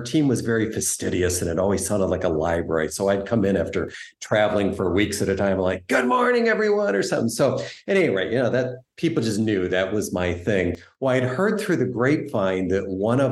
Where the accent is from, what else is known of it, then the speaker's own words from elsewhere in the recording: United States; growing up, you know, while my parents always retained their Canadian citizenship, I identified very much with being an American